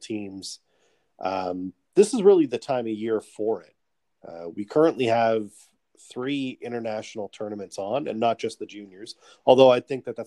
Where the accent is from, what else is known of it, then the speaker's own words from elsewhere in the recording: Canada; as a Canadian myself